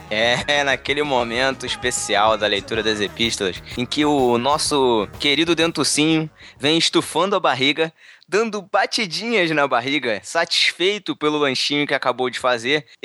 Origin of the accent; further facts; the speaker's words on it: Minas Gerais, Brazil; Como boa mineira, adoro um queijinho assado no churrasco.